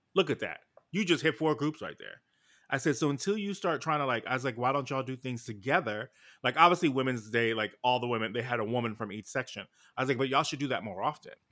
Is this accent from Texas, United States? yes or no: no; New York City, New York, United States; I'm from New York City